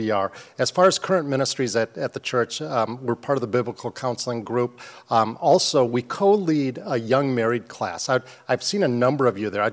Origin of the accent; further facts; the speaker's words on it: Shoreview, Minnesota, United States; I grew up in Shoreview, really close by, so we're homegrown kids here